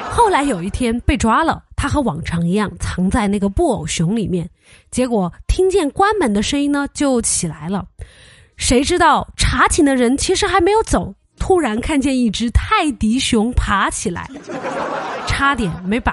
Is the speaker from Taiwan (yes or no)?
no; Sichuan, China; 这个室友他就问我说：“你是哪儿的呀？”我说：“我是四川的。”